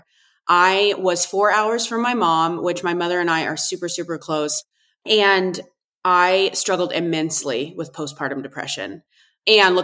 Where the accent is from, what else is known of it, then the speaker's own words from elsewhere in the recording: Northeast Kansas, United States; I was born and raised in Northeast Kansas on a purebred cattle ranch